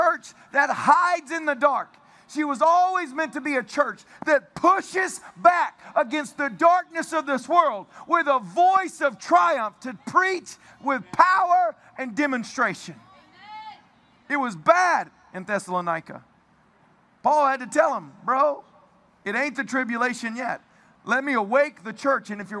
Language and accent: English; Tennessee, United States; I'm from Tennessee